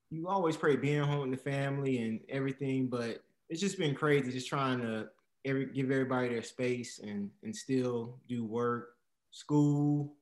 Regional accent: Garner, North Carolina, United States; also born or lived in DeKalb County, Georgia; We moved from Georgia when I was about 4 or 5. Been in North Carolina ever since. So yeah, born and raised right here.

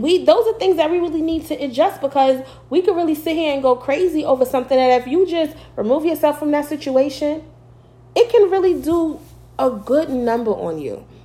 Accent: New York, United States; moved away as an adult; now in Virginia, United States; I'm from New York. Y'all probably can tell in my well, in an accent y'all believe I have

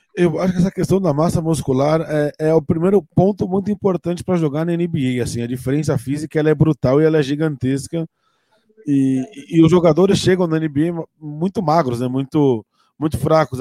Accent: Brazil; a gente é muito imediatista enquanto brasileiro

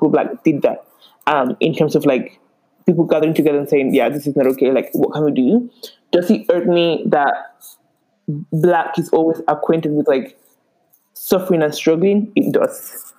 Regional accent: St. Lucia; Okay, you better get it right and call me that, say that I'm from St. Lucia.

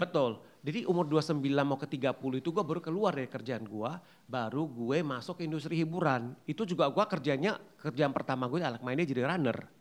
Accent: Pematangsiantar, North Sumatra, Indonesia; asal gua itu kan dari Pembataang Siantar

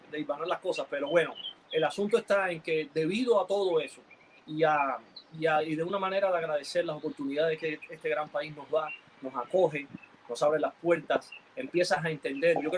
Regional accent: Cuba; moved away; nosotros cuando salimos de Cuba fuimos despojados de todo. O sea, fuimos del proceso de que cuando tú te ibas no regresabas más.

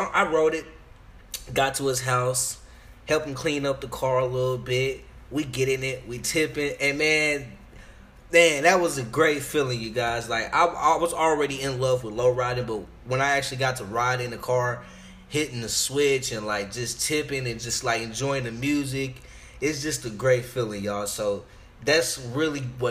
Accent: Arlington, Texas, United States; also born or lived in Chicago; I'm from Arlington, Texas, east side though

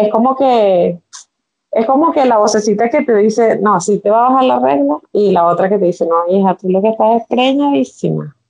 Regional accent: Venezuela; vivo en Venezuela, soy venezolana, viviendo en Venezuela

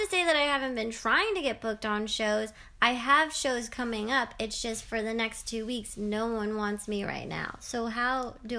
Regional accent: Canada; I'm a Canadian.

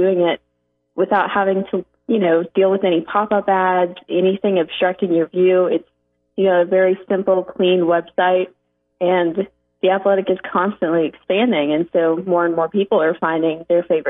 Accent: Oklahoma, United States; moved away as an adult; also born or lived in Connecticut; I'm from Oklahoma

